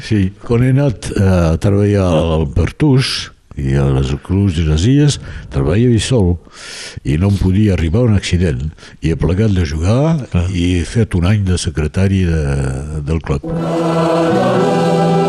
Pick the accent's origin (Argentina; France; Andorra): France; Perpignan, Occitania; jo he nascut al, a Xelem de Sant Louis